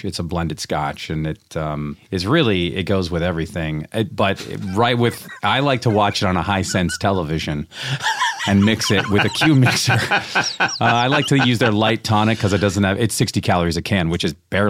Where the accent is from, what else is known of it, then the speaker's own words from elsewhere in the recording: Seattle, Washington, United States; I'm from Seattle.